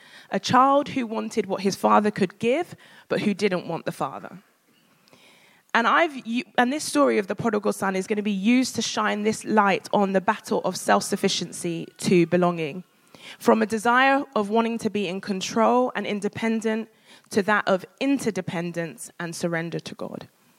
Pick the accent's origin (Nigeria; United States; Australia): Nigeria; because I'm a Nigerian woman.